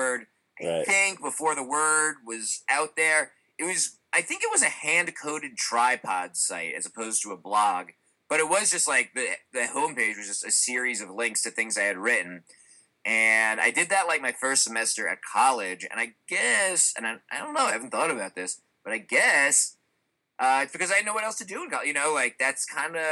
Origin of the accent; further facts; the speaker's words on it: Cranford, New Jersey, United States; I grew up in New Jersey in a town called Cranford, which was a wonderful place to grow up.